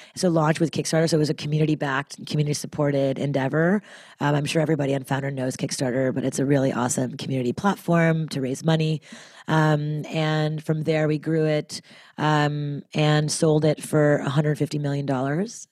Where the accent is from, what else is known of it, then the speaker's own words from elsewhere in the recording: Montreal, Quebec, Canada; now in United States; as a Canadian, uh, from Montreal, I, you know, moving to America